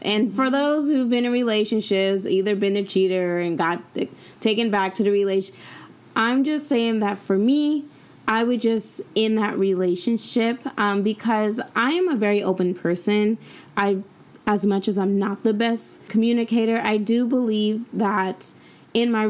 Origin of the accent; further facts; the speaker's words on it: San Diego, California, United States; moved away as an adult; now in Sacramento, United States; Growing up in San Diego